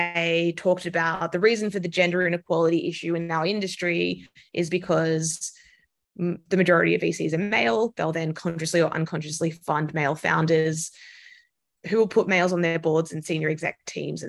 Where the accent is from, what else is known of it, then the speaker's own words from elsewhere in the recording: Australia; moved away as an adult; also born or lived in London; now in New York City, United States; I'm Australian, so I worked for the big banks in Australia, CBA and Westpac